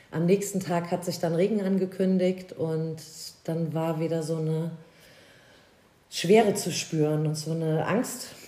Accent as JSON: {"language": "German", "town": "Koblenz", "region": "Rhineland-Palatinate", "country": "Germany", "said": "Aus Koblenz. Also das ist genau. dein, okay. Das ist meine Heimat, genau, also auch nicht so weit weg."}